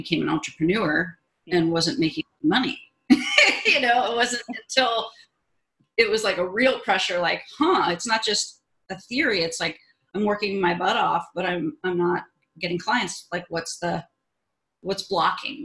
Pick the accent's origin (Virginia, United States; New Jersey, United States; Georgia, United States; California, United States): California, United States; Los Angeles; I grew up in Southern California in the Van Nuys area